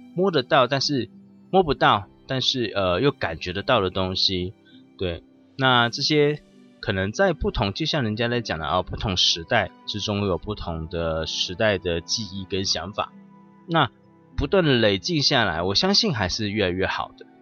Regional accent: Taiwan; 我们台南人都会讲吼、嘿、大、吼，但是语言的部分，但我们台湾人就是会这么讲话。

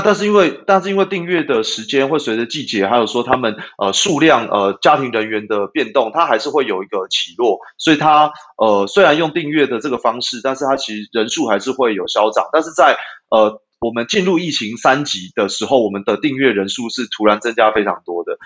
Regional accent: Taipei, Taiwan; moved away as an adult; now in Yunlin, Taiwan; 原本我是台北人啦，对，那后来我就把，呃，户籍搬到云林

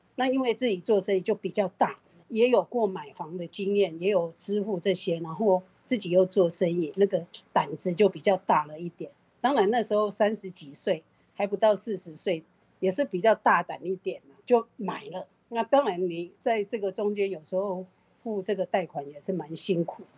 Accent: Taiwan; 我们台湾话

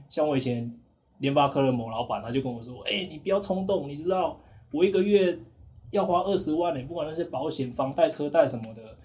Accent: Taiwan; 我是来自台湾

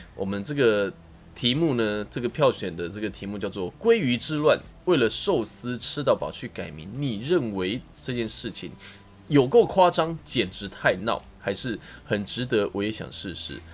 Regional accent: Taiwan; 我们台湾人真的非常的可爱

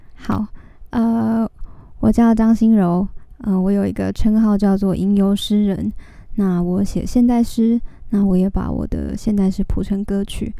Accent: Taipei, Taiwan; 我从小在台北长大

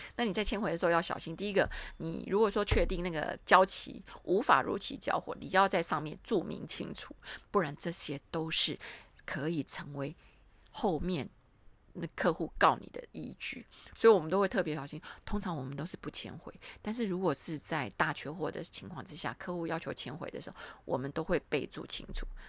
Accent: Taiwan; 我们台湾人出面会非常麻烦

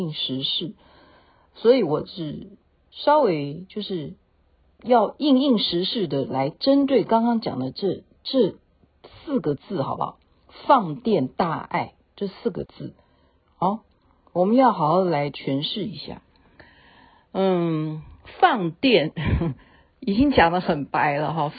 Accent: Taiwan; 我们台湾人

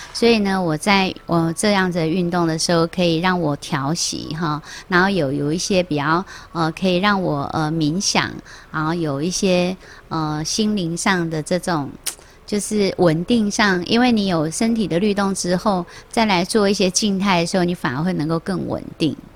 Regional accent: Taiwan; 我们台湾人有很多的艺术的气息跟细胞

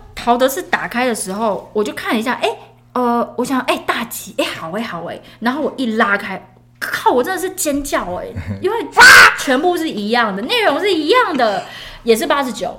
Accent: Taiwan; 身为台湾人

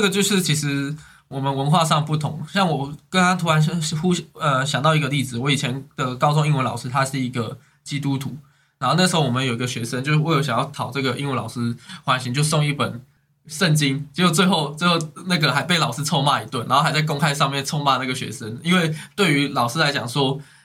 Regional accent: Taiwan; 在我们台湾

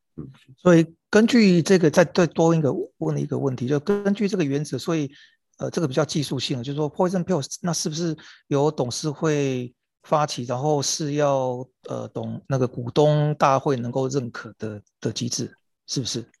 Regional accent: Taiwan; 作为台湾人

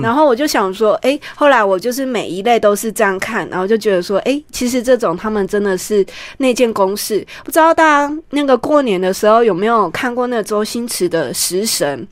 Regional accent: Taichung, Taiwan; moved away as an adult; 二零一六年我因为回到我们台中老家

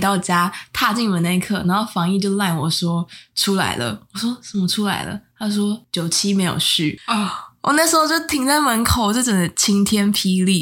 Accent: Taiwan; 我是台湾人

